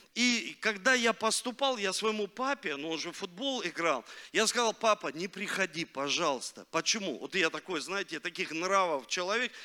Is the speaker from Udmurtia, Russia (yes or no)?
no; Rostov-on-Don, Rostov Oblast, Russia; born or raised there; also born or lived in Leningrad (Saint Petersburg)